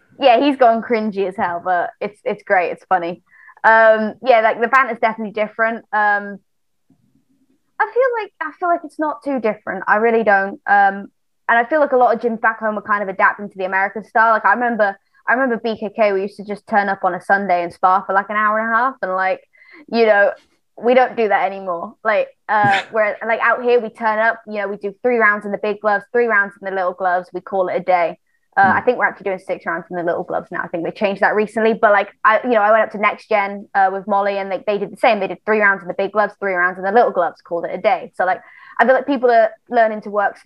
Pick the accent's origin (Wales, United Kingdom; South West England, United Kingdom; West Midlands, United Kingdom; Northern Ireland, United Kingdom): Wales, United Kingdom; moved away as an adult; I grew up in Wales.